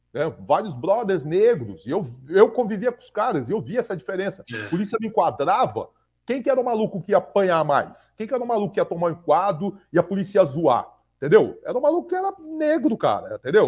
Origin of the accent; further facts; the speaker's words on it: Brazil; Eu sou brasileiro, eu não sou branco, eu sou brasileiro